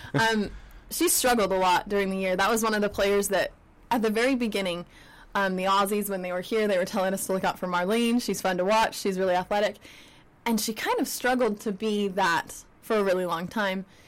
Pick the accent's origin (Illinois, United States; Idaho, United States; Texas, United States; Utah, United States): Utah, United States; growing up in Utah